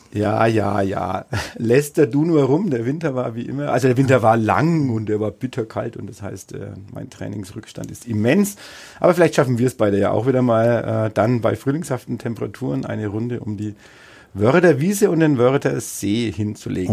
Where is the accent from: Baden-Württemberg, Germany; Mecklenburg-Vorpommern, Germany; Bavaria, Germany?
Bavaria, Germany; Bad Windsheim / Neustadt an der Aisch; aus meinem Heimatort äh, auch berichten. Also selbst in Bad Windsheim, genauso wie in Neustadt-Eich.